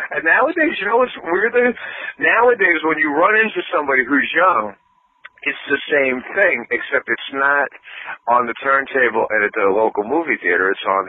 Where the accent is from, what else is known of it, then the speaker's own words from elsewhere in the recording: northeast Pennsylvania, United States; it's my hometown. I mean, I live in northeast Pennsylvania